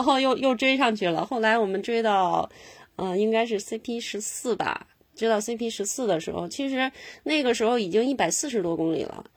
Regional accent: Northeast China, China; 我是东北人

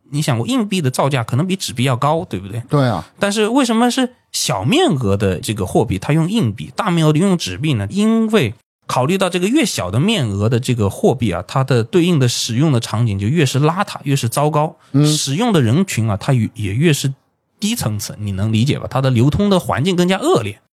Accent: Jiangsu, China; also born or lived in Hainan; 我家是江苏的，然后学校在海南

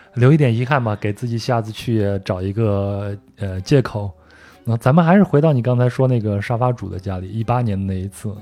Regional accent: Henan, China; moved away; also born or lived in Guangdong; 我老家在河南嘛，河南开封的一个地方

